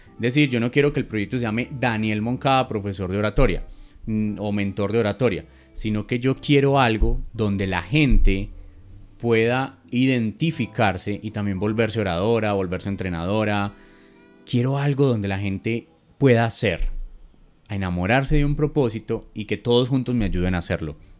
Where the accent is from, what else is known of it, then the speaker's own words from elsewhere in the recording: Medellín, Antioquia, Colombia; como decimos aquí en, en mi tierra